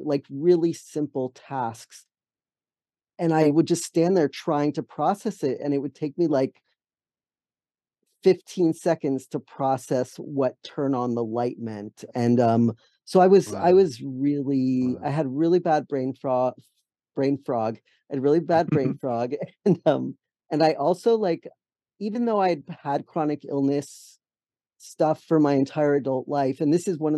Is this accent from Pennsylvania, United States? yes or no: yes; Allentown, Pennsylvania, United States; moved away as an adult; also born or lived in San Francisco / New York; now in Massachusetts, United States; I grew up in Allentown, Pennsylvania